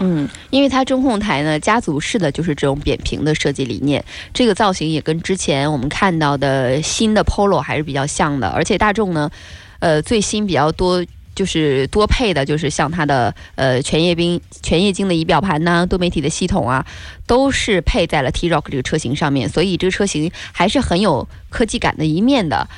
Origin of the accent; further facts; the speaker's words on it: China; 我们中国人呐，没太有付小费这个习惯